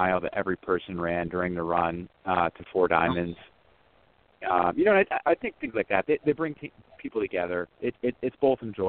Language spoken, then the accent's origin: English; Binghamton, New York, United States; moved away as an adult; also born or lived in Syracuse, New York; now in Central Pennsylvania, United States; growing up in Binghamton, we came down to Pennsylvania for races fairly frequently